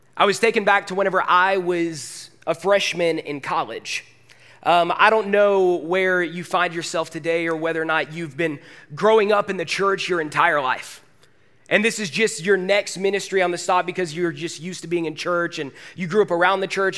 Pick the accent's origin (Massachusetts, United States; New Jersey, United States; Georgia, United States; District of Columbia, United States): Georgia, United States; Forsyth County; moved away as an adult; also born or lived in Woodstock; I am Forsyth County born and raised. I went to North Forsyth High School